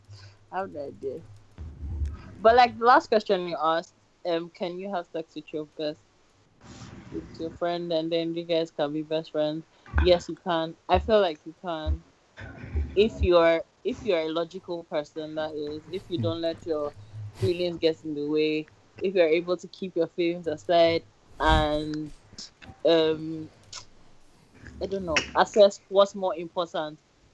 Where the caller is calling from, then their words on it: United Kingdom; I'm calling from the UK.